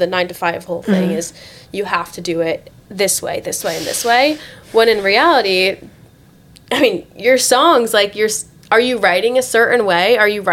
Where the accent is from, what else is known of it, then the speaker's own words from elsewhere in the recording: South Florida, United States; also born or lived in Tampa, Florida; I grew up here in South Florida